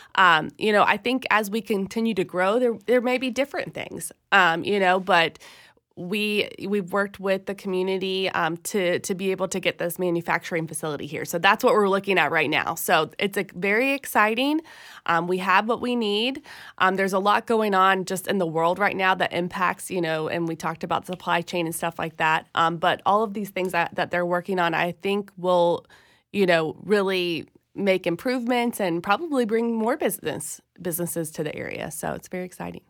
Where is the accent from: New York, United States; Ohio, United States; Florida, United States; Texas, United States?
Florida, United States; Tallahassee; I'm from Tallahassee. I grew up here, you know, lived here most of my life